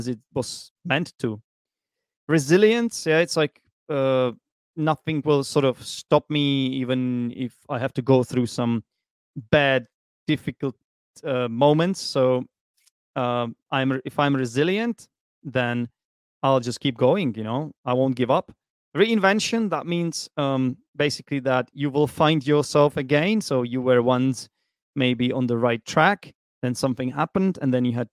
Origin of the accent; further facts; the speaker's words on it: Prague, Czechia; English is a second language; moved away as an adult; now in Vietnam; I was born in Prague